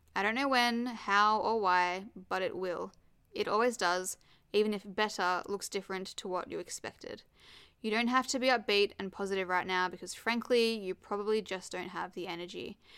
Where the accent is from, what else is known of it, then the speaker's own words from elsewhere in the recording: Perth, Western Australia, Australia; moved away; also born or lived in Sydney; obviously I grew up in Perth, lived in Sydney, and then came back to Perth